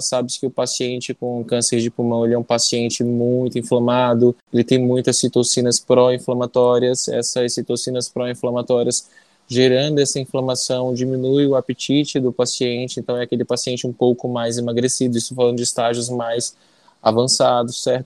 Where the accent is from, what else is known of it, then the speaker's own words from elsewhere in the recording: Manacapuru, Amazonas, Brazil; also born or lived in Anori, Amazonas / São Paulo; Eu sou daqui do Amazonas mesmo, na verdade, eu sou eu do interior do Amazonas. Nasci em Anuri, fiz toda a minha escola na, em Manacapuru